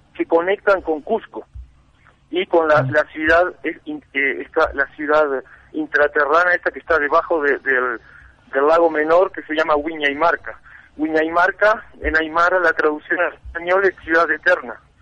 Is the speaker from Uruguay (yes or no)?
yes; Uruguay; also born or lived in France; now in La Paz, Bolivia; yo soy uruguayo de nacimiento, mm. soy franco uruguayo